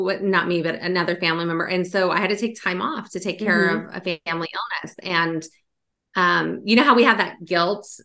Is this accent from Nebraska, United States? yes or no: no; Sacramento, California, United States; now in Virginia, United States; I'm from Sacramento, California